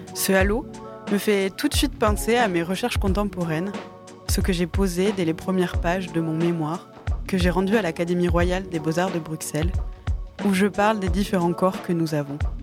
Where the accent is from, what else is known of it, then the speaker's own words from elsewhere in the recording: Campagne, Nouvelle-Aquitaine, France; also born or lived in Mont-de-Marsan / Belgium; J'ai passé mon enfance à Campagne